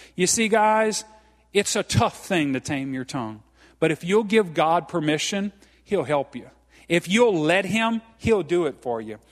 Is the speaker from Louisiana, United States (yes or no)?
yes; Franklin, Louisiana, United States; I'm from Franklin, Louisiana. I'm as Cajun as they come